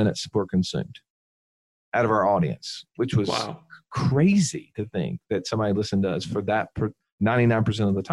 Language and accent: English; Alabama, United States; We're slow rednecks from Alabama